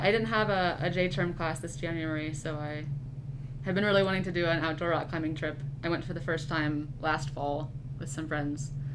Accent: Hastings, Nebraska, United States; also born or lived in Cambridge, England; I'm from Hastings, Nebraska. I wasn't born there, but I grew up. All of my life that I can remember is from Hastings.

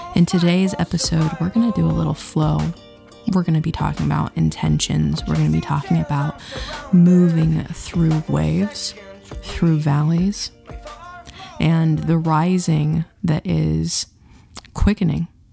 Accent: Utah, United States; where I grew up in Utah

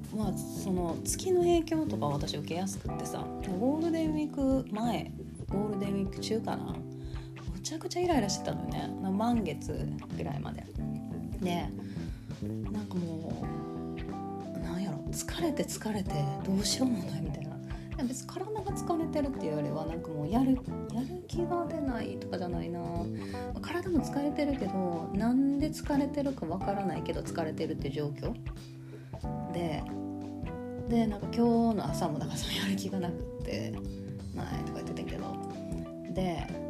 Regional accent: Kansai, Japan; accent: Kansai dialect; now in Osaka, Japan

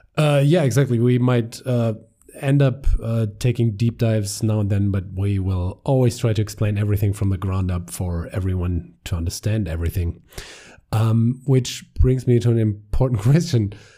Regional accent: Germany; accent: German; English is a second language; We're two guys from Germany

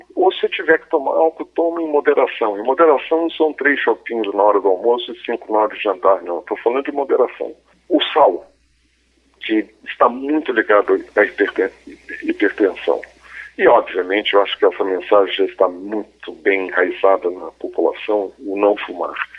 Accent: Brazil; nós, cordiais brasileiros

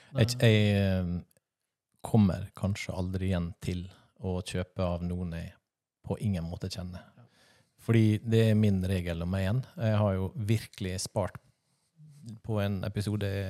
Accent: Sunnmøre, Møre og Romsdal, Norway; accent: Sunnmøre dialect; Som vi sier på Sunnmøre. Oss sier på Sunnmøre

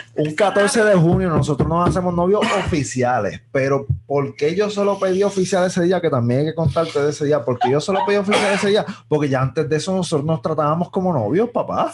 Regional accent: Mayagüez, Puerto Rico; yo soy un jíbaro de Mayagüez

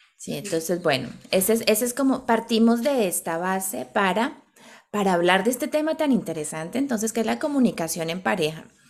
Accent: Bogotá, Colombia; moved away; nosotras dos somos colombianas, venimos de Bogotá, de una ciudad muy grande.

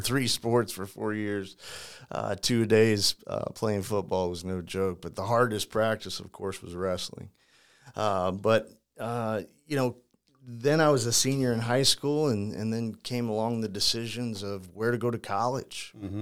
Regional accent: St. Louis, Missouri, United States; also born or lived in Ferguson, Missouri; born and raised in St. Louis

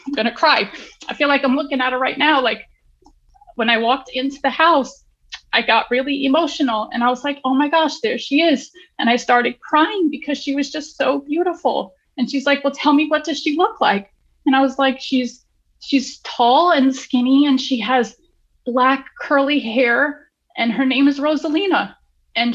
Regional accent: New York City, New York, United States; now in Florida, United States; I come from New York City. I come from Queens. I'm a city girl

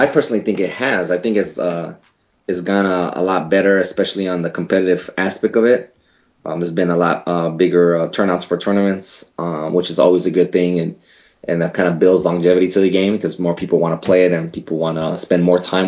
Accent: El Paso, Texas, United States; I'm originally from El Paso, Texas, which is a border town

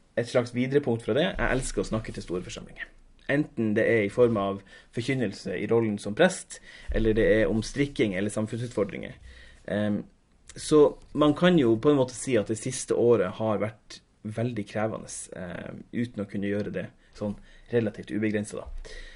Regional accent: Tromsø, Troms, Norway; now in Oslo, Norway; Jeg kommer fra Tromsø, men sitter nå i innspillende stund i leiligheta mi her i Oslofjordbotn.

